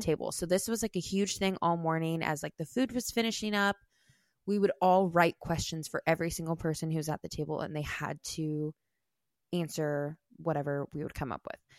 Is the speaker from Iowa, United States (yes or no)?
yes; Iowa, United States; I grew up in Iowa